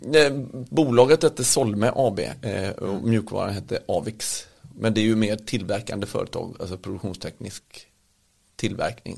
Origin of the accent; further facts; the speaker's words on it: Partille, Västra Götaland, Sweden; jag kommer ju från Partille, eh, en liten bit utanför eh, Göteborg. Och har väl vuxit upp med mamma och pappa